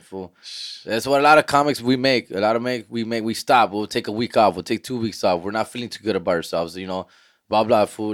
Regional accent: Huntington Park, California, United States; I'm from Huntington Park

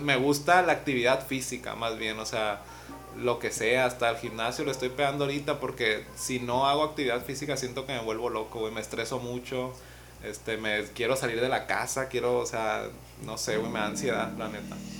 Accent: Mazatlán, Sinaloa, Mexico; soy de Mazatlán

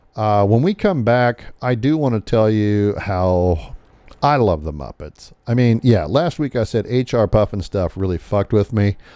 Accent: Podunk, Nebraska, United States; the little town that I grew up in in Podunk, Nebraska

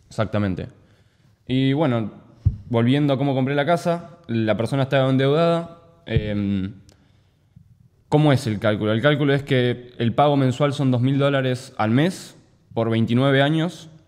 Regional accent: Necochea, Buenos Aires Province, Argentina; moved away as an adult; now in United States; yo soy de Necochea, no soy de Mar del Plata

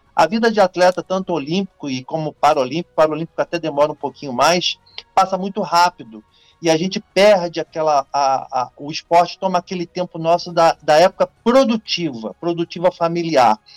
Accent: Niterói, Rio de Janeiro, Brazil; also born or lived in São Gonçalo; Eu sou de Niterói e, e Niterói e São Gonçalo, né? Fronteira aqui as duas cidades.

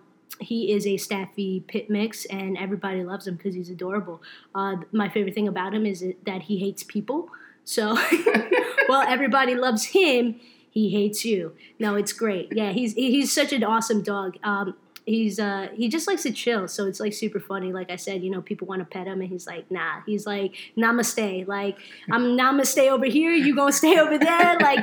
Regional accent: New Jersey, United States; also born or lived in Brooklyn; But I pretty much grew up in Jersey kid. At heart, you can say I love the Jersey Shore. So, you know, that really makes me Jersey.

